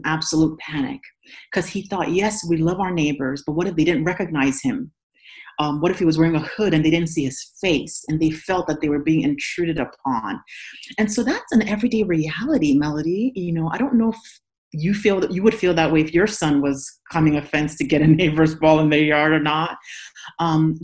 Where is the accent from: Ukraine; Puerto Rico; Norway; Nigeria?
Nigeria; now in United States; In Nigeria, I'm from Nigeria, I'm not a minority